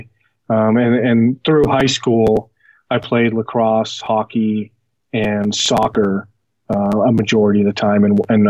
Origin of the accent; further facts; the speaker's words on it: Boston, Massachusetts, United States; now in Denver, United States; I was born in Boston, Massachusetts. I was adopted by my family, when I was an infant, and, grew up in a suburb of Boston